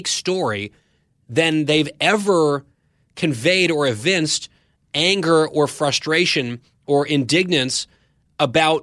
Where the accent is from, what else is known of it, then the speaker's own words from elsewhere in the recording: New Jersey, United States; moved away; also born or lived in Saudi Arabia; New Jersey, my home state